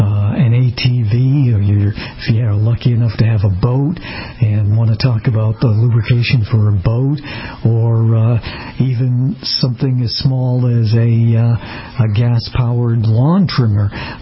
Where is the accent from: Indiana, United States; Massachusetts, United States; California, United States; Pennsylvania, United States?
Massachusetts, United States; Boston; moved away; my hometown of Boston